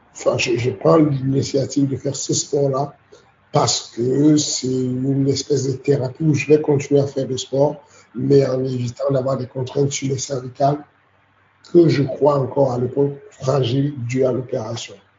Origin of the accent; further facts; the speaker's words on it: Cameroon; now in France; j'ai grandi au Cameroun.